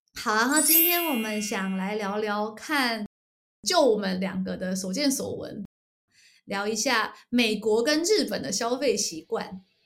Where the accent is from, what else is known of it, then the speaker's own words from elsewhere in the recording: Taiwan; moved away; 我们从台湾来